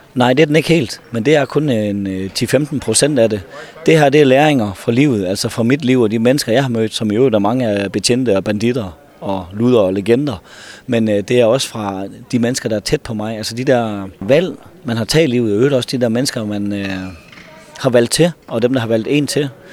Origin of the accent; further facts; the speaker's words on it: North Jutland, North Denmark Region, Denmark; Jeg er så fra Nordjylland